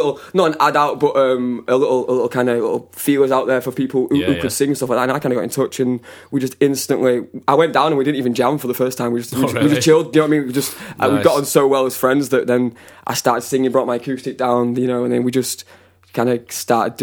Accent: Castleford, Yorkshire and the Humber, United Kingdom; I'm from Castleford

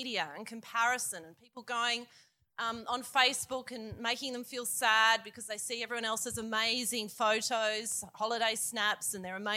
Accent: Queanbeyan, New South Wales, Australia; I'm from Queanbeyan.

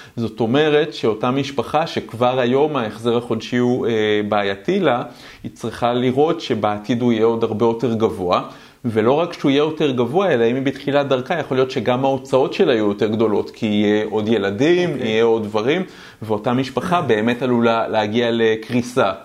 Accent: Israel; אני בכלל גדלתי בחברה קומוניסטית. אה, אבל לא קומוניזם כמו ברוסיה, שיש כאלה שיש להם הרבה יותר וכאלה okay. אוקיי. שפחות, אלא קומוניזם אמיתי, קיבוץ.

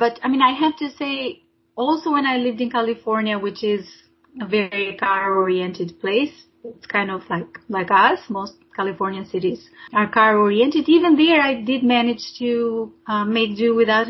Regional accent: Albania; now in Brisbane, Australia; I grew up in Albania back when it was still a communist country

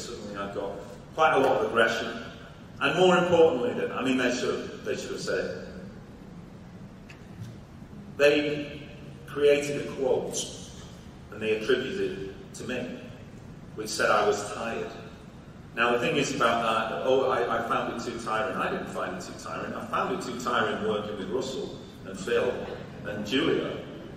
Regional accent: Salford, North West England, United Kingdom; I'm from Salford

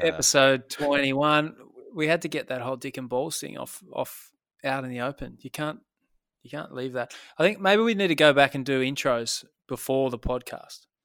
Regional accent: Tasmania, Australia; I'm from Tasmania

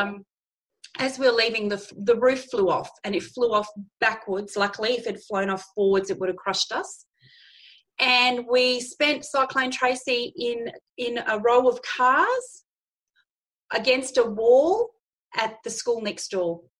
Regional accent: Darwin, Northern Territory, Australia; moved away as an adult; I was born in Darwin, the Northern Territory. I like to say I was conceived, born, and bred there.

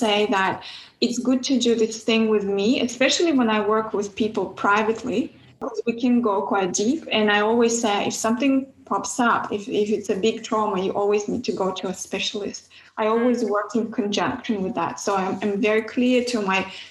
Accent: Kazakhstan; moved away; I grew up in Kazakhstan

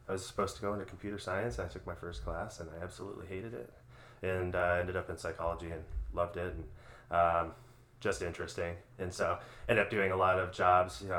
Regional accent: Minneapolis, Minnesota, United States; also born or lived in North Dakota / Bangladesh; Actually, originally from South Minneapolis, so I grew up in Minneapolis

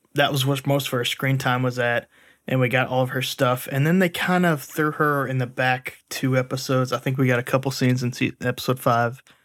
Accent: United States; as an American

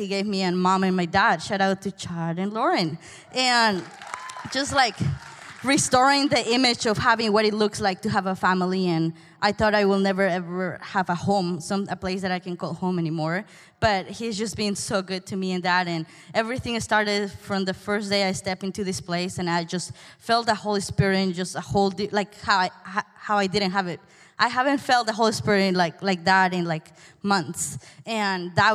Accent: Peru; English is a second language; moved away; I'm from Peru, by the way. This is far away

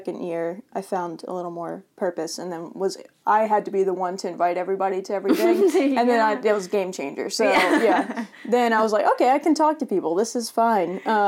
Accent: Davenport, Florida, United States; Davenport, Florida.

